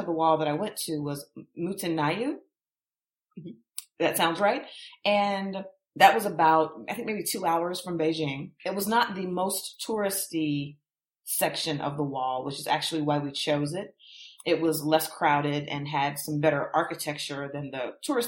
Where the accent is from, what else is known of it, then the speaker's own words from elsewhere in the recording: United States; we're American tourists